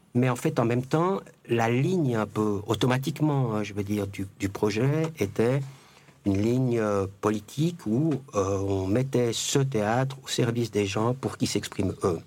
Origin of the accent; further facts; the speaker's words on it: Jura, Switzerland; moved away as an adult; also born or lived in Mexico; j'ai décidé de revenir chez moi, dans le Jura.